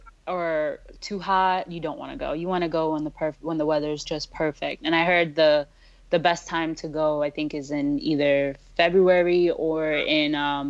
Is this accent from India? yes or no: yes; India; I'm from India, and my family rolls deep. That's why you never want to have a wedding in India